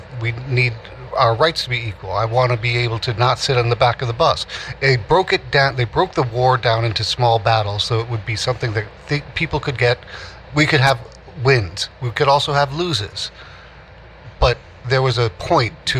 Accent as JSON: {"language": "English", "town": "New York City", "region": "New York", "country": "United States", "tie": "born or raised there", "said": "I was born in 1965 in Greenwich Village. So my earliest memories at 4 years old, 1969, Greenwich Village"}